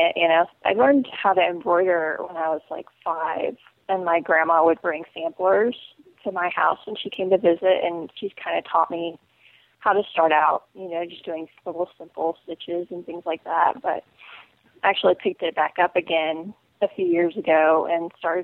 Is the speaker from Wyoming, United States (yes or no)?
no; Central Illinois, United States; I'm from Central Illinois originally